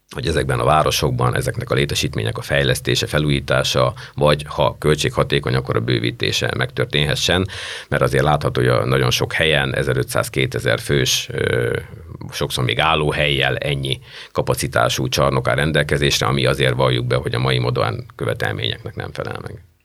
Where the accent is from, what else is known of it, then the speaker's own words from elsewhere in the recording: Hungary; én magam is két vidéki ember